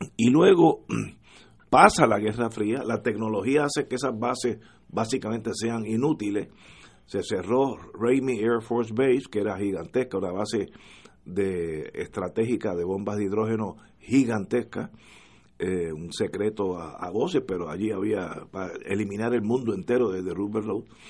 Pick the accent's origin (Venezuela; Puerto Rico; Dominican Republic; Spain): Puerto Rico; yo soy de Puerto Riqueño